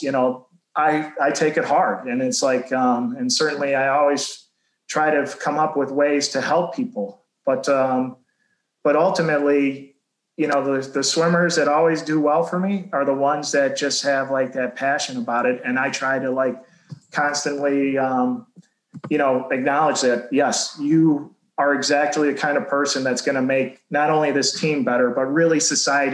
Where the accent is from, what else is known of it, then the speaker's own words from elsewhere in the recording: Macomb County, Michigan, United States; I grew up in Macomb County